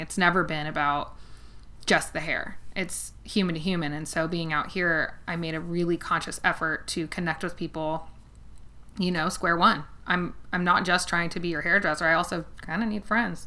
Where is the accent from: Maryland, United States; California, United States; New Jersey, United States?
California, United States; Los Angeles; moved away as an adult; now in Kentucky, United States; I grew up in outside of Los Angeles. I actually grew up in the Valley